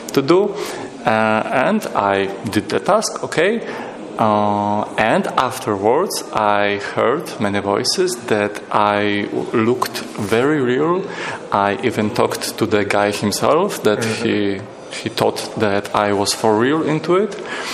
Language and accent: English; Wrocław, Lower Silesian Voivodeship, Poland; I'm from Wrocław, Poland.